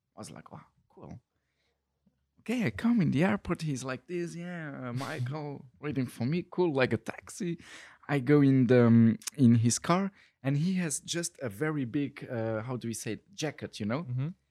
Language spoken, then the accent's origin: English; Luxembourg; moved away as an adult; also born or lived in Brussels, Belgium; I was born in Luxembourg um, in uh, 1990, 31 years ago, and then with um, 18 I went to study in Brussels